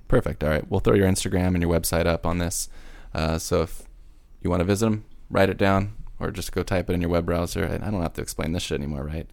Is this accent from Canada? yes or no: no; Huntington Beach, California, United States; born or raised there